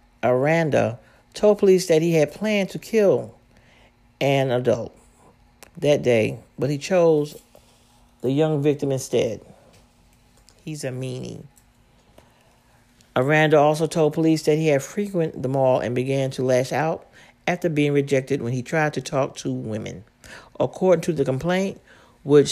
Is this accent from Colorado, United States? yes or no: no; Washington, District of Columbia, United States; my hometown, Southeast